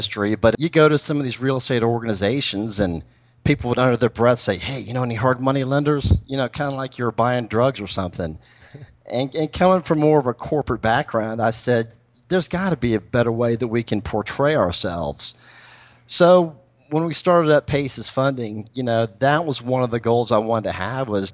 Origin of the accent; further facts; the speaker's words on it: Florida, United States; now in Atlanta, United States; I'm from Florida originally and have a lot of contacts there and know that market.